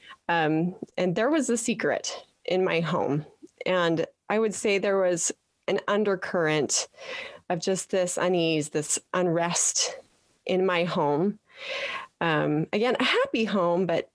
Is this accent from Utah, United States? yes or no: yes; Petersboro, Utah, United States; I am a Utah girl, born and raised in Petersboro